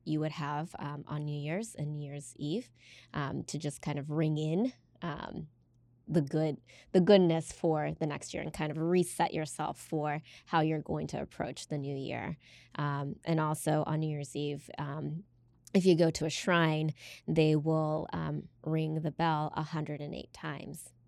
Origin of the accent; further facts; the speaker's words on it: United States; growing up in America